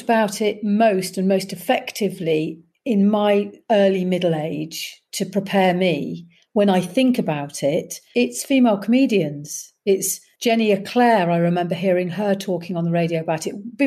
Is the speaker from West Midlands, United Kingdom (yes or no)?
no; Leicester, East Midlands, United Kingdom; moved away; I'm very much a Leicester girl, and Leicester have embraced me, even though I haven't lived there for 30 or 40 years